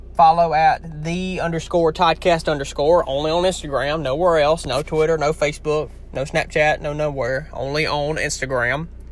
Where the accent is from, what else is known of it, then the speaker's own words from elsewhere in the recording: Louisiana, United States; accent: heavy Southern; I know that I have a heavy, somewhat heavy Southern accent. I know it. It's normal to me, but I know I do. Um, a lot of people wanna when I went to the North, northern United States. Um, a lot of people have a hard time understanding me because it's like I'm from another country to them. Louisiana kind of is a different country